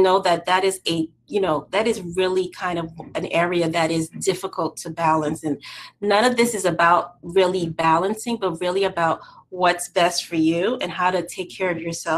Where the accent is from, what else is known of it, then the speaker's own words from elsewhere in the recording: New York City, New York, United States; I am from New York City